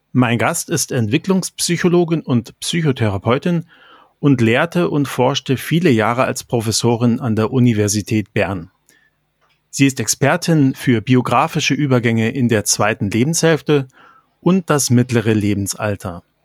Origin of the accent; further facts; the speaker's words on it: Germany; Mann, geboren 1970 in Deutschland